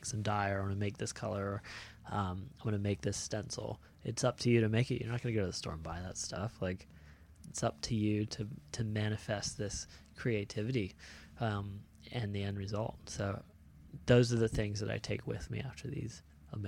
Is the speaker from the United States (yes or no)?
yes; Florida, United States; growing up in Florida is just, you know, there's a handful of cool shapers and stuff